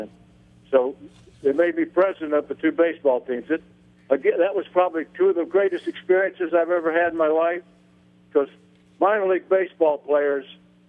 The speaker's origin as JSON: {"language": "English", "town": "Wilmington", "country": "United States", "tie": "born or raised there", "said": "my hometown of Wilmington"}